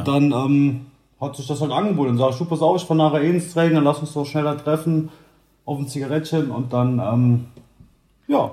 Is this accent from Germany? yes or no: yes; Saarland, Germany; also born or lived in Brandenburg; now in Leipzig, Germany; ich bin ja gebürtiger Saarländer